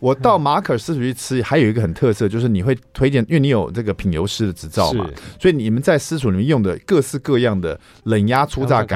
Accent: Taiwan; 地中海，我们台湾人吃年菜就一定要吃年年有余嘛，一定要有一一条鱼哈。

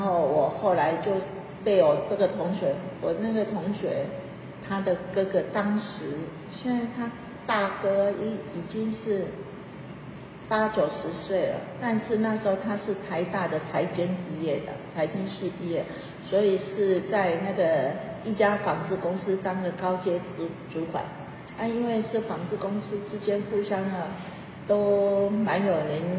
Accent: Taiwan; 好像是我们台湾人娶了日本太太，

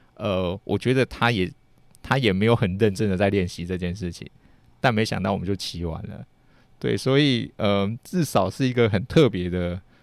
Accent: Taiwan; 其实我们台湾人

